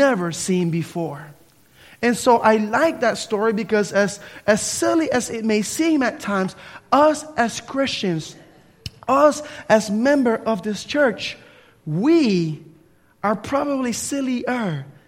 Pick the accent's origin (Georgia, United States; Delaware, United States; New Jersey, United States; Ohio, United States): New Jersey, United States; Camden; now in Tallahassee, United States; Growing up in New Jersey, Camden, New Jersey, with all of the pollution and everything else, you really don't see the stars at nighttime